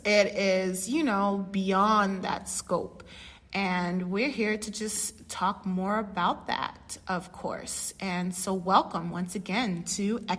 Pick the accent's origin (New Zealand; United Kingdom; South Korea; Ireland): United Kingdom; England; And of course, I am still English. Yes, I am the English one.